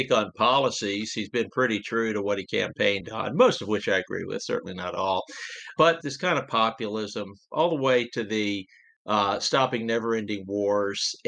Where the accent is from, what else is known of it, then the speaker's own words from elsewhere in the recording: Richmond, Virginia, United States; growing up in Richmond, Virginia, the oldest of nine children